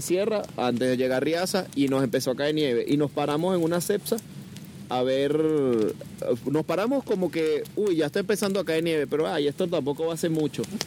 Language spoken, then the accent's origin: Spanish; Venezuela; now in Barcelona, Spain; soy venezolano, pero vengo de Barcelona